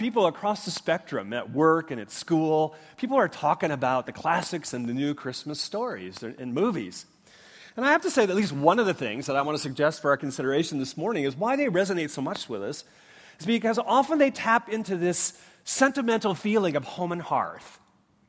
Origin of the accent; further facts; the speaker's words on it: Minnesota, United States; now in Leawood, United States; I grew up in Minnesota